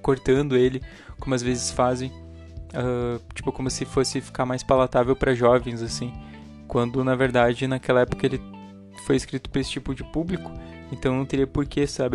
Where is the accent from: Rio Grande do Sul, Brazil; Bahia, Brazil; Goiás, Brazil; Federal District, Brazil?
Rio Grande do Sul, Brazil; eu sou do Rio Grande do Sul